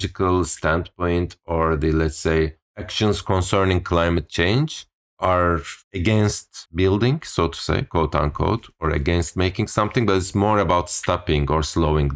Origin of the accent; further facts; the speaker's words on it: Turkey; growing up in Turkey, you end up like primary school is like years of memorizing this